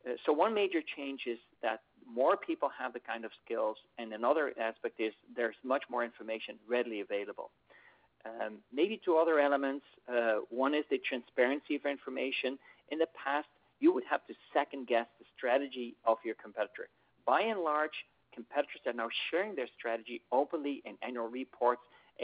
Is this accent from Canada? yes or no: no; Netherlands; today I am in my home country of the Netherlands